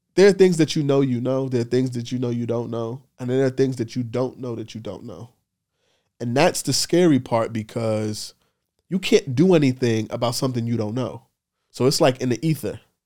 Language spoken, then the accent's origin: English; New York City, New York, United States; I grew up in the Bronx during the crack era